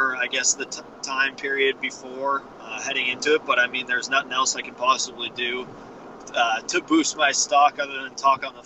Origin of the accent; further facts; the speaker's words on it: small town Saskatchewan, Canada; moved away as an adult; I signed my contract on my back deck in my hometown.